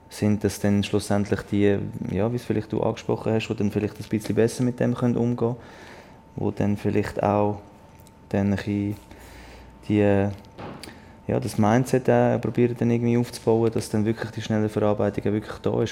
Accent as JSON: {"language": "German", "country": "Switzerland", "said": "als Schweizer"}